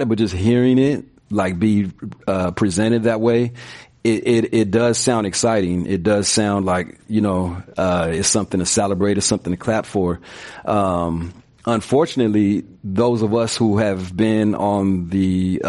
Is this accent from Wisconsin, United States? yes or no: no; Stockton, California, United States; born and raised in Stockton, have four children